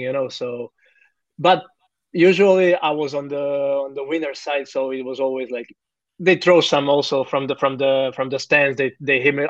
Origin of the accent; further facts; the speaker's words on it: Zagreb, City of Zagreb, Croatia; moved away as an adult; now in Melbourne, Australia; born and raised in Zagreb, Croatia